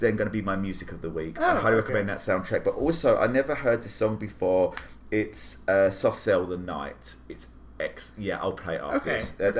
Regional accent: Croydon, London, United Kingdom; moved away; my hometown, like it's set in Croydon.

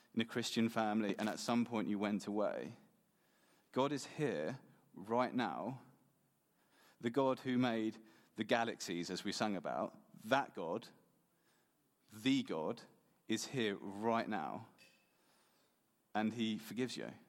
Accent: England, United Kingdom; now in Sweden; I am from England. Okay, so I'm not actually Swedish, I'm English.

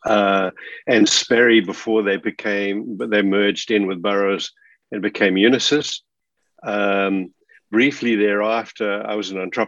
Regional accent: Johannesburg, Gauteng, South Africa; moved away as an adult; now in Australia; I was born in Johannesburg, grew up in Johannesburg

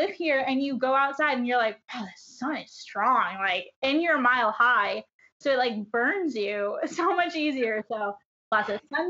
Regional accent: Rochester, New York, United States; moved away as an adult; also born or lived in Greece, New York; now in Denver, United States; I'm from Rochester, same hometown as these guys, I think.

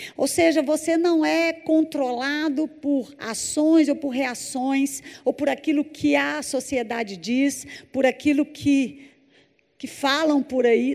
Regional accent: Belo Horizonte, Minas Gerais, Brazil; Eu sou de Belo Horizonte, Minas Gerais

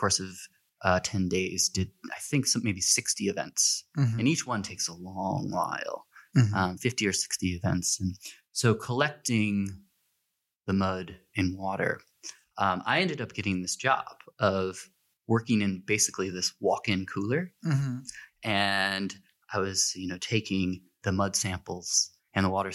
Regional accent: Buffalo, New York, United States; I grew up in Buffalo

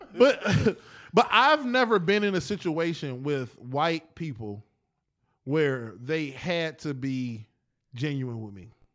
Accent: East Cleveland, Ohio, United States; We came back to E C.

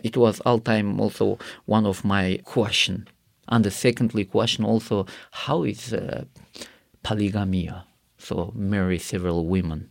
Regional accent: Karakalpakstan, Uzbekistan; English is a second language; I grew up in Karakal, Pakistan, where it is, uh, one of Muslim country

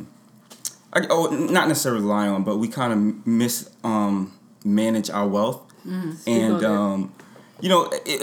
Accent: New York, United States; moved away; I'm originally from New York, so feels good to be home

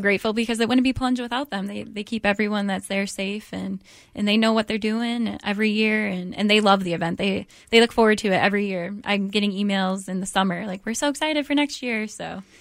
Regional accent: Detroit, Michigan, United States; moved away as an adult; now in Virginia, United States; I'm from Michigan, um, Detroit area

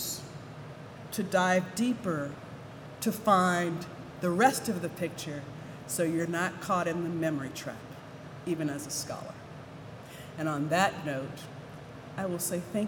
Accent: Williamsburg, Virginia, United States; I grew up in Williamsburg

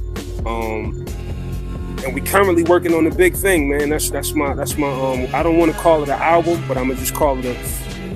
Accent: New York City, New York, United States; I'm from Brooklyn

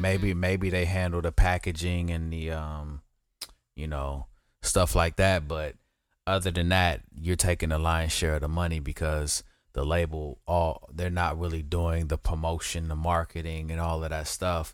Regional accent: West Coast, United States; I'm from the West Coast

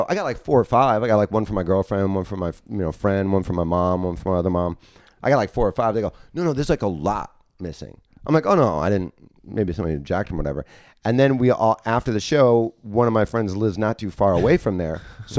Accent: Chicago, Illinois, United States; All my friends are like the Gallaghers that I grew up with in Chicago.

